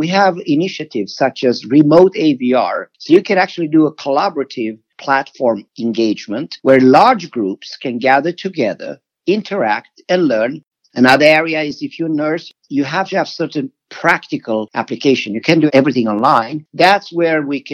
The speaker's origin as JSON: {"language": "English", "country": "Sweden", "moved": "yes", "said": "I'm originally from Sweden"}